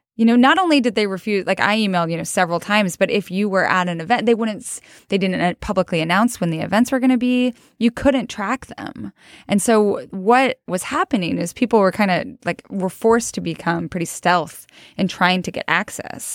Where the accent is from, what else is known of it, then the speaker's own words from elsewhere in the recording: Idaho, United States; also born or lived in New York; now in Missoula, United States; I'm from Idaho